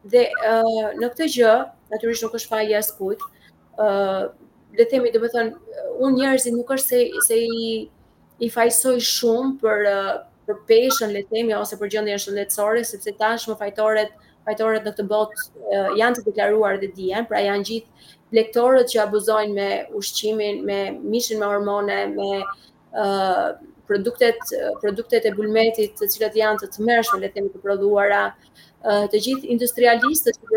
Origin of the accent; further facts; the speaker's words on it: Albania; I kam thënë jam nga Shqipëria, kam marrë nga Shqipëria